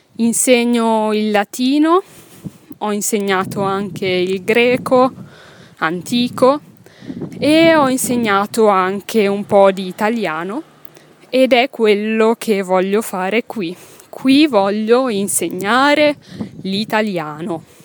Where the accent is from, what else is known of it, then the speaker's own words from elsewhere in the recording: Milan, Lombardy, Italy; first language Italian; sono nata in Italia, a Milano. Milano è una città che si trova nel nord Italia, nell'Italia del Nord, nella regione che si chiama Lombardia. Quindi sono nata ventisei anni fa a Milano, in Lombardia, in Italia, in Europa, nel mondo, nel pianeta Terra. E ho studiato a Milano